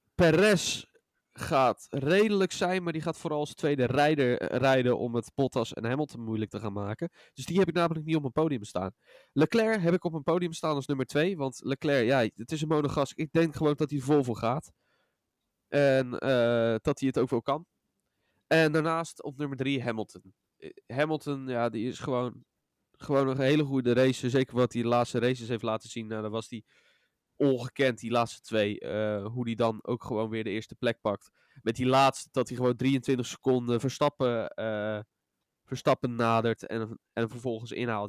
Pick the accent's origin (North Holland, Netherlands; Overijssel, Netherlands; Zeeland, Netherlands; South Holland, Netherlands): South Holland, Netherlands; Rotterdam; wij als Rotterdammers